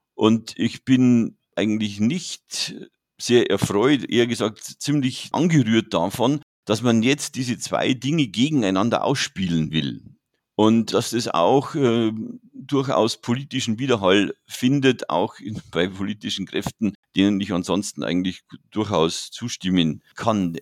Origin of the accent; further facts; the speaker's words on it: Regensburg, Bavaria, Germany; bin gebürtiger Regensburger